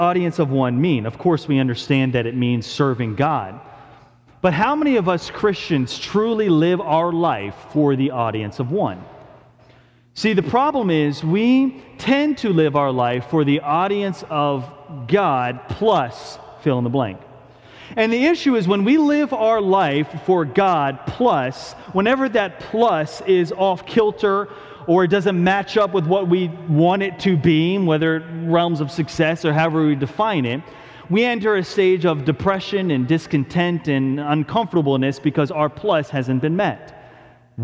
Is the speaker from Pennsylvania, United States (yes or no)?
yes; Philadelphia, Pennsylvania, United States; moved away; since I was a little kid growing up in the Philadelphia area